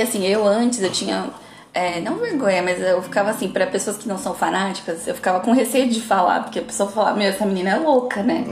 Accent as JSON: {"language": "Portuguese", "region": "São Paulo", "country": "Brazil", "said": "A gente é aqui de São Paulo"}